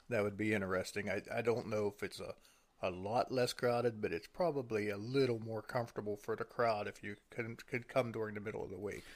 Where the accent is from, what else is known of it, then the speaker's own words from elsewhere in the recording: Pennsylvania, United States; we're from Pennsylvania